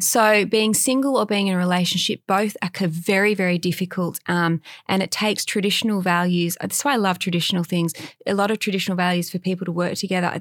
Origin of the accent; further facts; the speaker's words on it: Australia; now in Los Angeles, United States; I grew up in Australia and we had dogs as kids, and we had a backyard